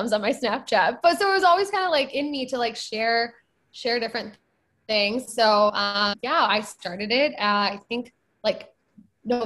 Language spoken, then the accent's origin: English; Michigan, United States; I grew up in a suburb of Michigan.